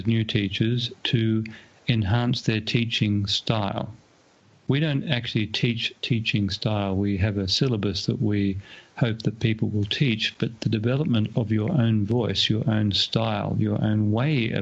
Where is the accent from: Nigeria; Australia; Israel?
Australia; my hometown here in Australia